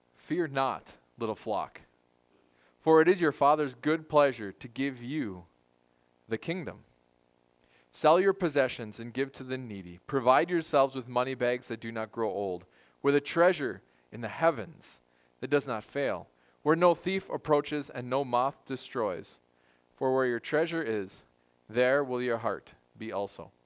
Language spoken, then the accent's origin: English; United States; as American Christians